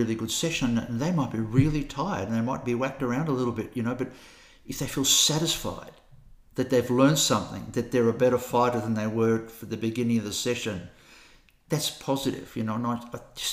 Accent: Australia; now in Christchurch, New Zealand; I'm an Australian. I live in Christchurch.

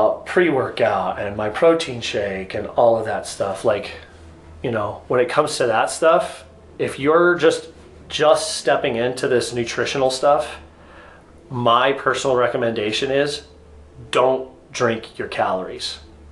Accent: United States

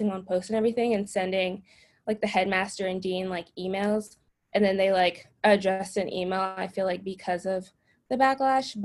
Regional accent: New Jersey, United States; I'm from New Jersey, and I go to Boston University

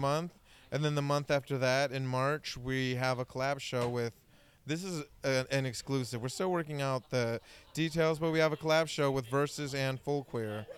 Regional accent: Bay Area, California, United States; growing up in the Bay Area, coming out as a teenager

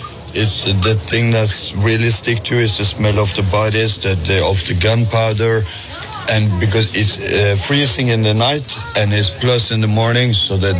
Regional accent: Norway; English is a second language; I'm from Norway

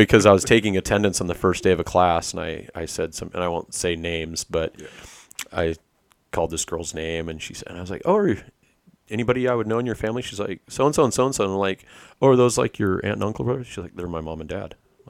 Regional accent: Idaho, United States; also born or lived in San Diego / Washington State; now in Washington, United States; I grew up in Idaho and lived on a ranch. We had about 1,000 acres in Idaho.

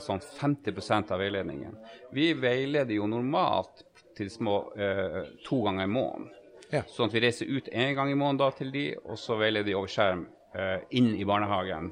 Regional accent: Tromsø, Troms, Norway; i hjemkommunen min, Tromsø

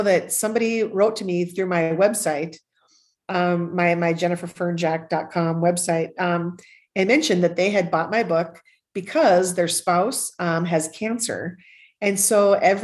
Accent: Northern Minnesota, United States; growing up in Northern Minnesota, where you had to face a cold winter every year.

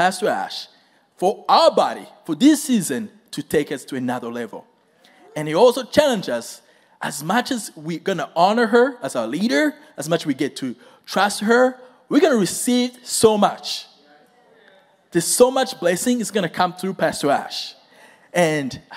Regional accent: Rwanda; moved away; I am from Rwanda. It's a very tiny country and straight in the center of Africa. So that's where I grew up.

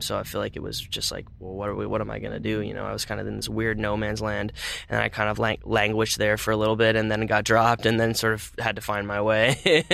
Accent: Phoenix, Arizona, United States; moved away as an adult; also born or lived in California; I mostly spent my childhood in Phoenix

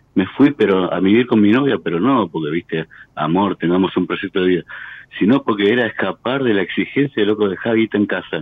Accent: Tigre, Buenos Aires Province, Argentina; De Tigre.

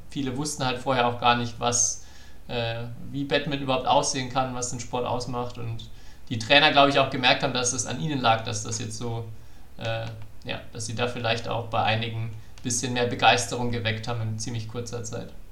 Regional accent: Franconia, Bavaria, Germany; ich bin ja Franke

